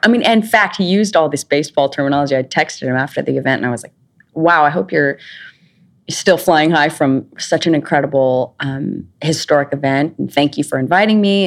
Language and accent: English; Idaho, United States; moved away as an adult; also born or lived in New York; I grew up in Idaho